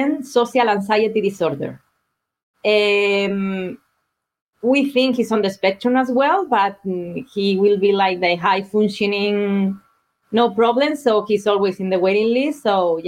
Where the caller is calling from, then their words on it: Kitchener, Ontario, Canada; I'm calling from Ontario, Kitchener, Ontario, Canada